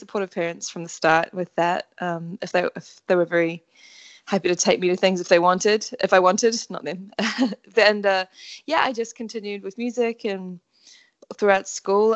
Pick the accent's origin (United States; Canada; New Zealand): New Zealand; Auckland; I'm from Auckland, New Zealand